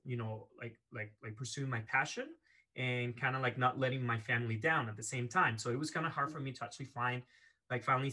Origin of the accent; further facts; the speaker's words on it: Venezuela; moved away as an adult; now in Canada; I was born and raised in Venezuela in South America. And at the age of 18, I moved to Canada